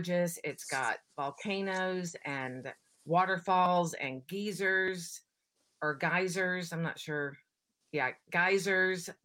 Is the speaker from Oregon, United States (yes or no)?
yes; Oregon, United States; I'm from Oregon, so it does get cold here too